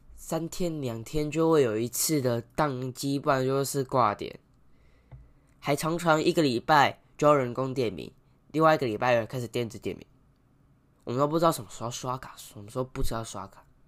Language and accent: Chinese; Taiwan; 我们台湾人的观念太落后了